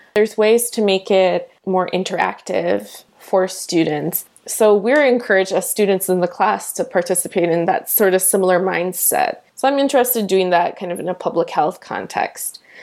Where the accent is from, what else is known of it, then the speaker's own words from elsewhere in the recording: Michigan, United States; moved away; also born or lived in Washington, D.C.; I'm a Midwesterner and I love my state